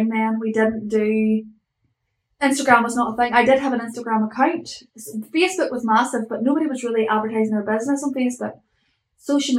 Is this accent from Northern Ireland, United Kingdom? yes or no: yes; Northern Ireland, United Kingdom; also born or lived in Australia; I'm from Northern Ireland